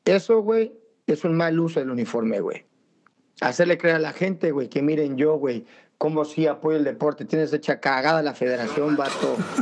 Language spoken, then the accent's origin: Spanish; Mexico City, Mexico; Nosotros como chilangos